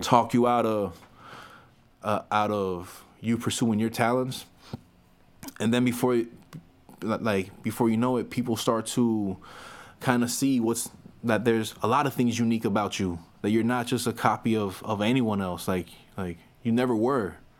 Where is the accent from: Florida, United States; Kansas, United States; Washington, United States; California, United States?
Florida, United States; Miami; I'm not from New York. I'm from Florida. I'm from Miami, Florida.